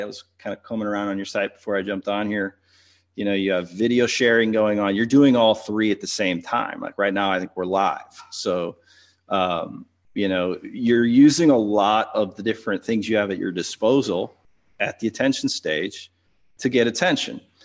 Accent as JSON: {"language": "English", "town": "St. Louis", "region": "Missouri", "country": "United States", "said": "I'm from Saint Louis"}